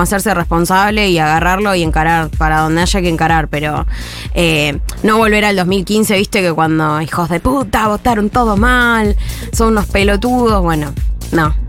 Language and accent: Spanish; Argentina; nosotros seguiremos siendo argentinos y argentinas